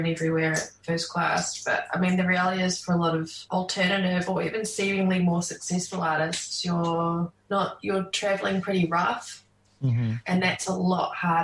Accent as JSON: {"language": "English", "country": "New Zealand", "said": "playing in my home country"}